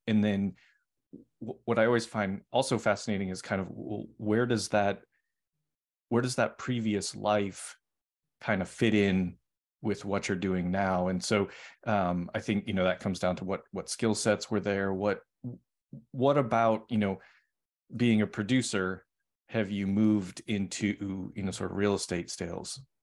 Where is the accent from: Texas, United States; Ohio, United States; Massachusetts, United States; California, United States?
Massachusetts, United States; Boston; moved away; I'm originally from Boston.